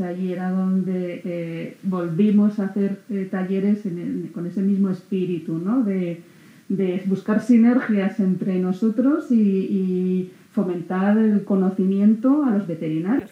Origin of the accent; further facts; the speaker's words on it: Huesca, Aragon, Spain; moved away as an adult; now in Zaragoza, Spain; Soy de Huesca, estoy en Zaragoza